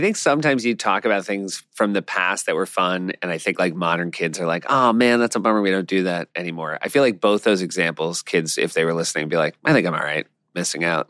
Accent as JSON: {"language": "English", "region": "New Hampshire", "country": "United States", "said": "we're from New Hampshire"}